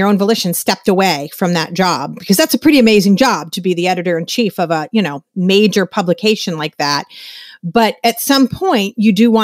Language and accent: English; Massachusetts, United States; We're both from Massachusetts